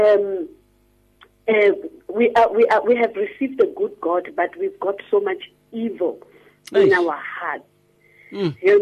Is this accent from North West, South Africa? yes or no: yes; Rustenburg, North West, South Africa; When I was growing up in Rustenburg